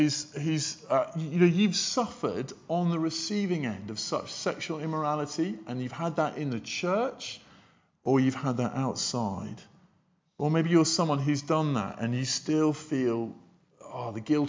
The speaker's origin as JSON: {"language": "English", "country": "United Kingdom", "said": "we're British"}